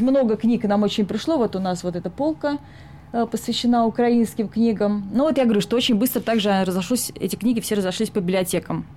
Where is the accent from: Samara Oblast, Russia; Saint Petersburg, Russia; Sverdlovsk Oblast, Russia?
Saint Petersburg, Russia; now in Sweden; я из Питера, и всегда жила Питером исключительно